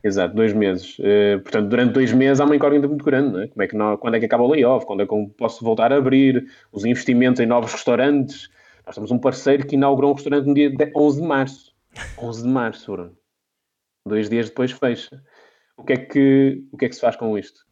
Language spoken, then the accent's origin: Portuguese; Minho, Portugal; Eu sou, eu sou de, do Minho